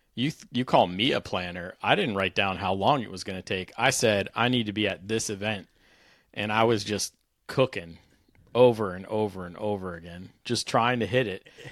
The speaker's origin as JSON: {"language": "English", "town": "Washington", "region": "District of Columbia", "country": "United States", "tie": "born or raised there", "said": "I grew up riding motorcycles around the Capital Beltway in D.C."}